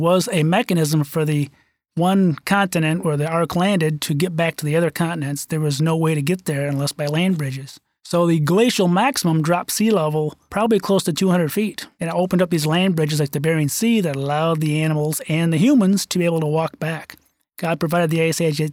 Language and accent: English; Michigan, United States; my home state of Michigan